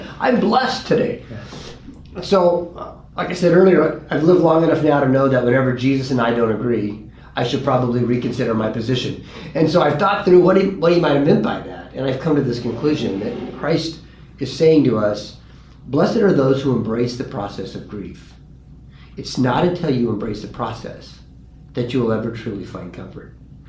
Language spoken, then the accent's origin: English; California, United States; I'm like, dude, I came from California.